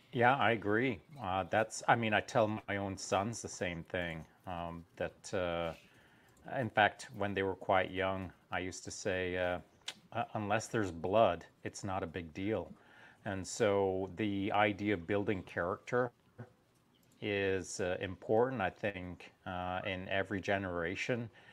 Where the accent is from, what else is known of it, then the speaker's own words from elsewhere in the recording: England, United Kingdom; now in Canada; when I was growing up in England before we moved to Canada